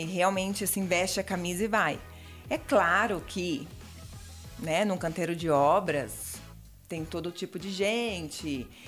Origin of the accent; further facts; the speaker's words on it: Mato Grosso do Sul, Brazil; moved away as an adult; now in Chapecó, Brazil; E eu vim do Mato Grosso do Sul, sou pantaneira.